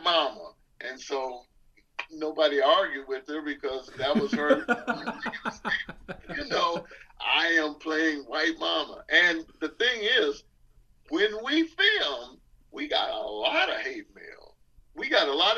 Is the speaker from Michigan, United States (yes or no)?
yes; Detroit, Michigan, United States; moved away; I'm from Detroit